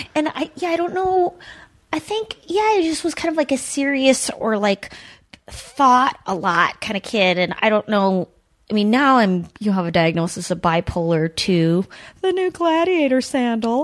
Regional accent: Duluth, Minnesota, United States; I grew up in Duluth

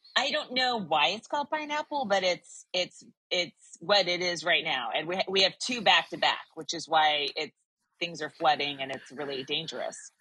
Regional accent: California, United States; I'm from California

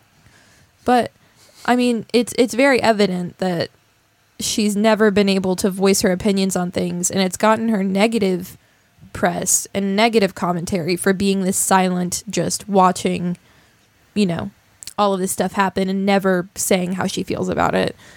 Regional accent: West Virginia, United States; people like us that come from somewhere like West Virginia

